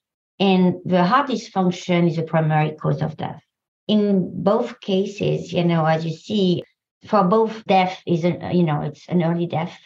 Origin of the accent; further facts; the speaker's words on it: France; English is a second language; moved away as an adult; also born or lived in Paris, France; now in San Diego, United States; I come from France, as you probably can hear.